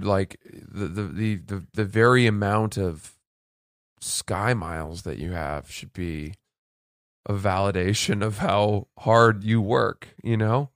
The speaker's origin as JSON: {"language": "English", "region": "Maine", "country": "United States", "tie": "born or raised there", "moved": "yes", "said": "growing up in Maine, where the whole, wor-, the whole state smelled like"}